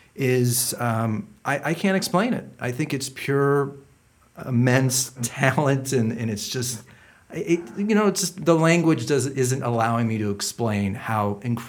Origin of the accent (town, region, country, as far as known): Shaker Heights, Ohio, United States